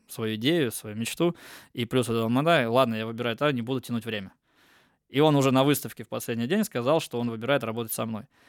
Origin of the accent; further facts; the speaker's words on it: Almaty, Kazakhstan; now in Russia; я в Казахстане родился, я там из Алматы